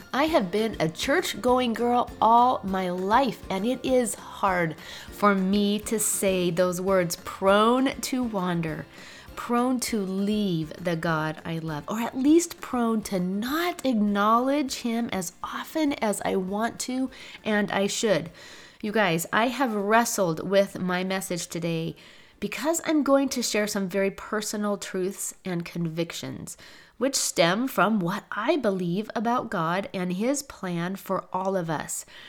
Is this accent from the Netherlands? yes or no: no; Seattle, Washington, United States; I was raised in Seattle.